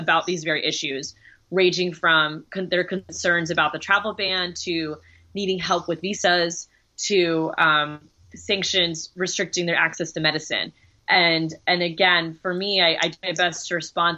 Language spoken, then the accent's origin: English; Orlando, Florida, United States; I grew up in Orlando